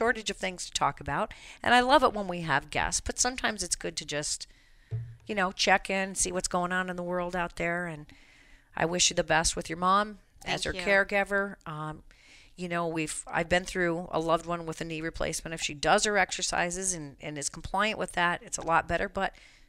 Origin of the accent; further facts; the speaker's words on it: Colorado, United States; It's ruined my home state of Colorado.